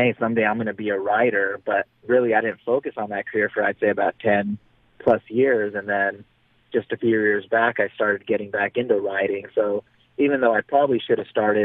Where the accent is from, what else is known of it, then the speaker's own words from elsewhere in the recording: Reno, Nevada, United States; in my hometown of Reno, Nevada